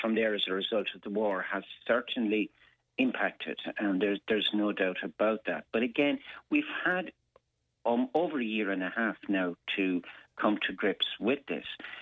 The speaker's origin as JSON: {"language": "English", "country": "Ireland", "said": "as an Irish people"}